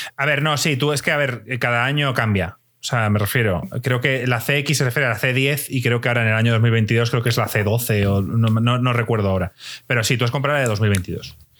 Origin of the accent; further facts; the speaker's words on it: Spain; la gente aquí en España nos reuníamos y jugábamos al FIFA